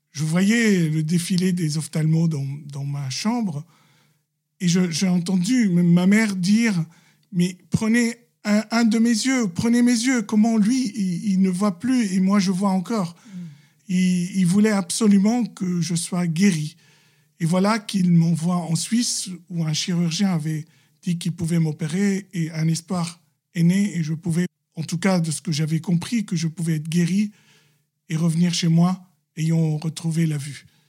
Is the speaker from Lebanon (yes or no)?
yes; Lebanon; Je suis libanais chrétien, catholique